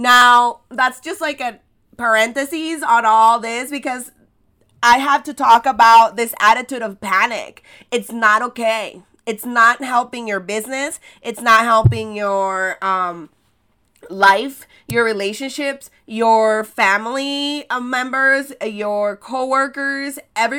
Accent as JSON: {"language": "English", "country": "El Salvador", "said": "I'm from El Salvador, and I specialize in helping you create irresistible experiences online"}